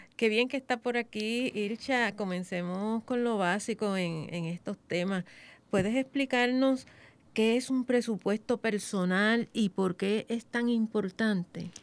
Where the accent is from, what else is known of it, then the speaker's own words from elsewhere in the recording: Puerto Rico; nosotros como puertorriqueños